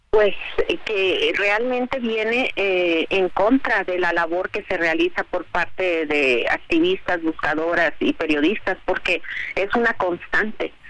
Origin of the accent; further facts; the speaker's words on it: Mexico; los que somos mexicanos, los que pagamos impuestos, los que vivimos aquí